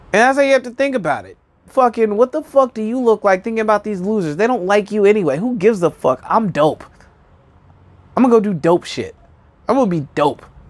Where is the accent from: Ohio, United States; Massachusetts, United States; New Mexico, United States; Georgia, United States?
New Mexico, United States; Albuquerque; now in Brooklyn, United States; I'm from New Mexico.